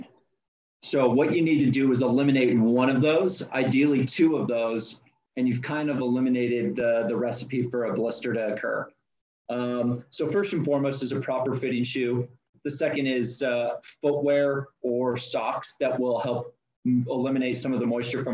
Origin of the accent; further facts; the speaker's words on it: Auburn, California, United States; I grew up in Northern California. My parents' home is a small town of Auburn, California.